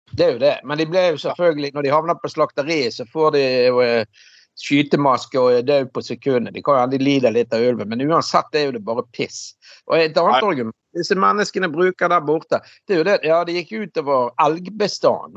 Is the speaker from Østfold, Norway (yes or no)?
no; Bergen, Vestland, Norway; jeg vokste opp hjemme på Laksevåg i gamle dager